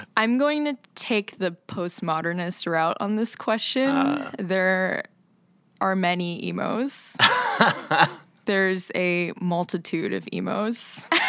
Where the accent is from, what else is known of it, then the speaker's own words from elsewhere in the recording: Florida, United States; moved away; I'm from Florida